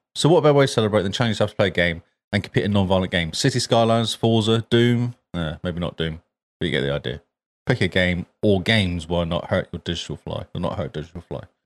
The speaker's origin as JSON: {"language": "English", "region": "England", "country": "United Kingdom", "moved": "yes", "lives_now": "New Zealand", "said": "I'm English as well"}